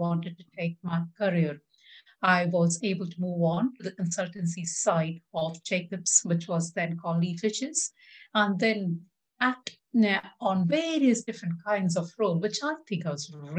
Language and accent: English; India; moved away as an adult; now in United Kingdom; I grew up in India and my dad was an aeronautical engineer